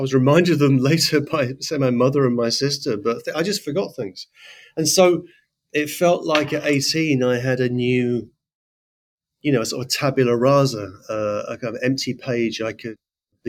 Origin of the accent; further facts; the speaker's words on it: Letchworth, East of England, United Kingdom; now in New York, United States; I grew up in Letchworth.